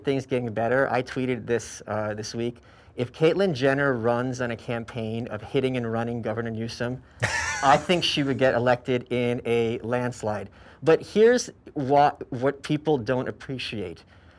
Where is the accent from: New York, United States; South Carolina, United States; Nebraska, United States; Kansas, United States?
New York, United States; New York City; I'm from New York, as you know.